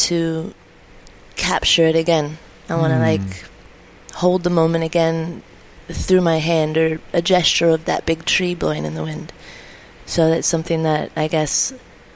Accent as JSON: {"language": "English", "region": "California", "country": "United States", "said": "It was my first winter away from home, being a Californian"}